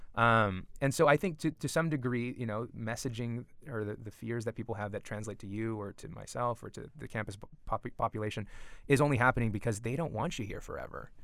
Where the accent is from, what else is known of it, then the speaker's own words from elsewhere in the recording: Southern California, United States; also born or lived in Los Angeles County / Orange County; growing up in Southern California, we, before we moved to Orange County in two thousand, we, you know, I was born in L A County